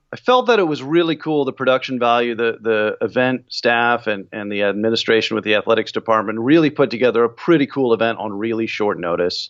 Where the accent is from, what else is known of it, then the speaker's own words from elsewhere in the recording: Bay Area, California, United States; I grew up in the Bay Area